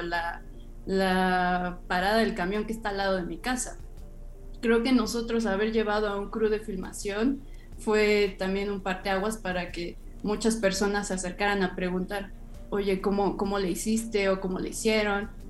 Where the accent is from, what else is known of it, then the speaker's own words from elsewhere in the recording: Mexico City, Mexico; yo soy de Iztapalapa, entonces también la periferia me ha enseñado a trasladarme en, horas o, no sé, las distancias son gigantes en la Ciudad de México